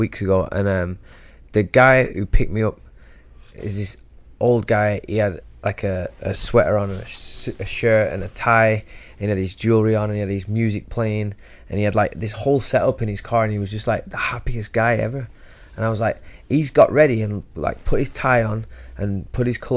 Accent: England, United Kingdom; now in Los Angeles, United States; we're from England, like working class towns in England

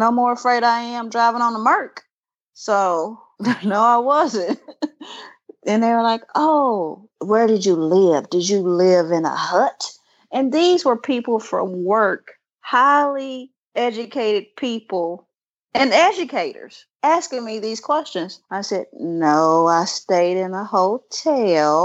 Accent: Mississippi, United States; I grew up in Mississippi

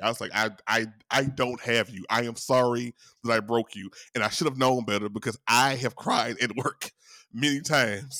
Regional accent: Louisiana, United States; I'm from Louisiana

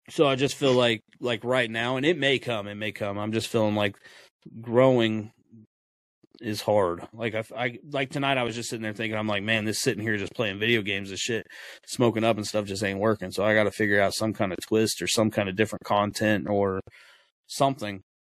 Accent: Florida, United States; I'm from Florida.

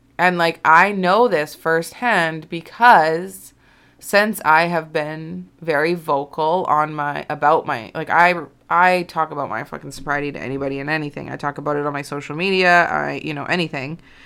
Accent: Alberta, Canada; moved away as an adult; also born or lived in Kelowna, British Columbia; when I moved away from my hometown, like, I'm, I'm not, like, from a town, I guess I'm from a city. Um, but I'm, you know, I'm from, like, Alberta

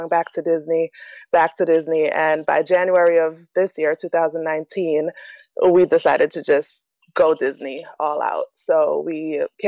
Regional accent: Jamaica; moved away; Jamaica, which is actually my home country

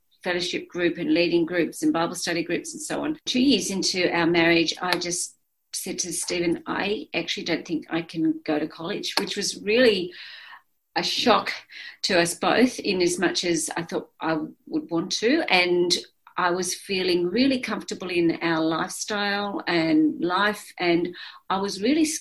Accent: Blue Mountains, New South Wales, Australia; we moved to the city from the Blue Mountains

